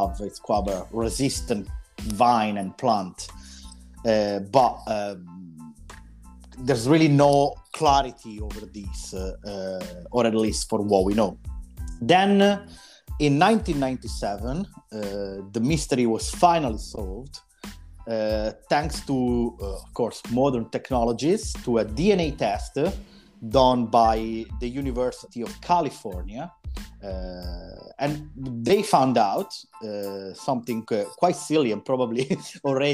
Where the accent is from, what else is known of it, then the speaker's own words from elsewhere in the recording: Italy; now in Scotland, United Kingdom; I'm from Italy, I've developed my passion for wine here in Scotland